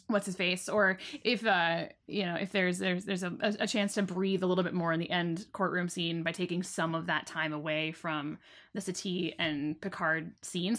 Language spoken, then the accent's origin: English; England, United Kingdom; I'm very English